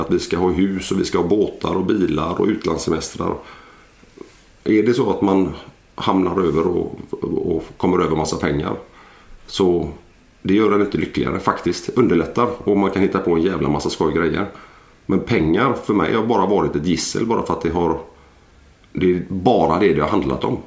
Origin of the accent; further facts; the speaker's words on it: Landvetter, Västra Götaland, Sweden; jag är en, en vanlig gubbe från, jag är född i Landvetter eh, för 40 år sedan